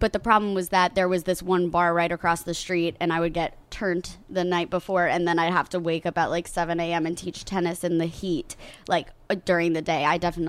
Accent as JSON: {"language": "English", "town": "Coral Springs", "region": "Florida", "country": "United States", "said": "I'm from Coral Springs, and they're adjacent to each other."}